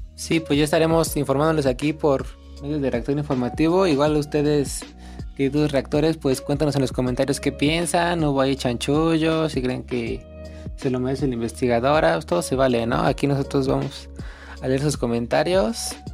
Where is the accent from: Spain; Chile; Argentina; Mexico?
Mexico; como mexicano